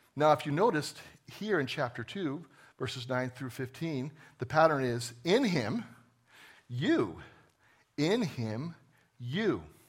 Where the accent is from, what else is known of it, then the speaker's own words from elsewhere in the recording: New Jersey, United States; I was born in New Jersey a long time ago